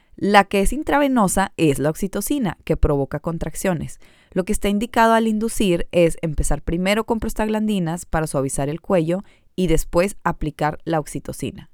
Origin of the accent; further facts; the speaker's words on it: United States; Brenda y yo también nacimos en Estados Unidos